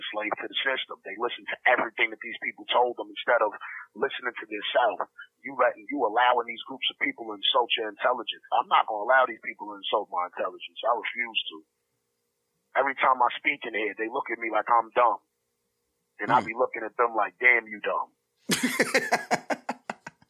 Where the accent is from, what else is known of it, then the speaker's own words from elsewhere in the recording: New York, United States; I grew up in Star City, I lived out there for 10 years, and there was a lot of Russian Jews out there